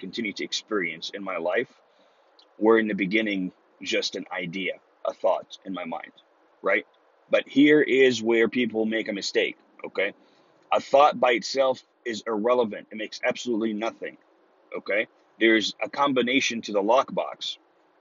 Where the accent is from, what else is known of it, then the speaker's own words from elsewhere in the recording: Egypt; English is a second language; now in Texas, United States; me watching Texas Walker Ranger in Egypt back when I was 14 years old